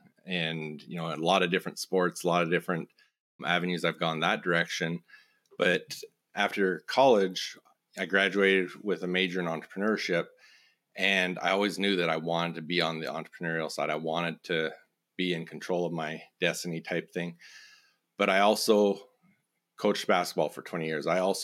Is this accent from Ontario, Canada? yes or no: no; Raymond, Alberta, Canada; So I grew up in Southern Alberta on a farm just outside of a small community, Raymond, Alberta, which is like 3,500 people.